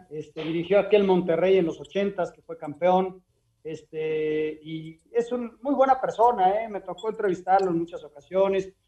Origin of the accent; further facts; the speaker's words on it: Uruguay; Yo soy uruguayo, no sé lo que es tirar la toalla.